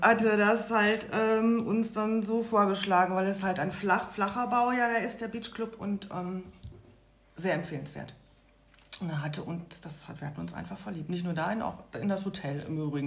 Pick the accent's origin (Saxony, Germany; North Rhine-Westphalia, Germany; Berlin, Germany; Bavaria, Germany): North Rhine-Westphalia, Germany; Lünen; moved away as an adult; also born or lived in Baltic Sea coast, Germany; eine Wohnung in der alten Heimat im Ruhrgebiet, also in meiner Heimatstadt bei der Familie